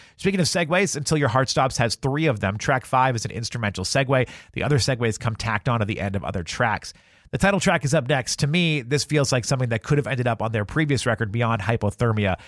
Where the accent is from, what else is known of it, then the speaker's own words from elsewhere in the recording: Salem, New Hampshire, United States; I grew up in Salem, New Hampshire, which, if you're not familiar, is approximately 30 minutes north of Boston.